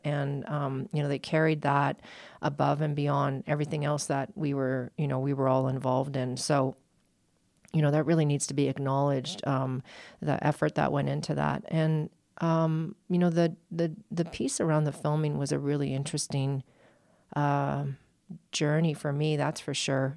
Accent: Alberta, Canada; now in United States; as a Canadian and an Albertan, uh, p, former Albertan.

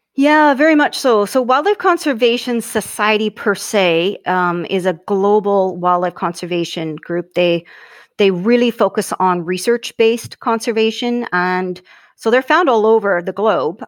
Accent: Hanna, Alberta, Canada; also born or lived in Calgary; from Alberta, um, prairies, grew up on a ranch

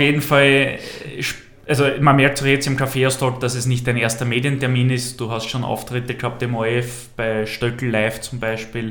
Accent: Mannsdorf an der Donau, Lower Austria, Austria; ich komme aus Mansdorf an der Donau

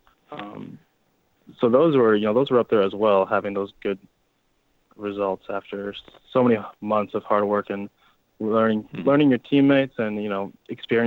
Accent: Canada

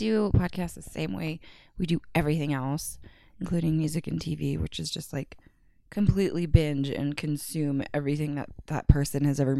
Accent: California, United States; moved away; I'm from California

